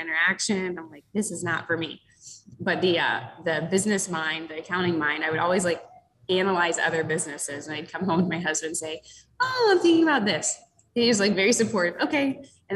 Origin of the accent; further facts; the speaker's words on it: Florida, United States; now in Rochester, Michigan, United States; I'm from Florida originally, so most of my friends and family are in Florida